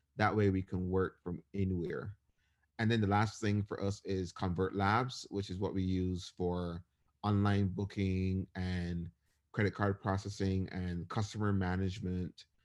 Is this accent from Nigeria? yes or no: no; Barbados; moved away as an adult; now in United States; I was born and raised in Barbados, and I ended up moving to the U S for college.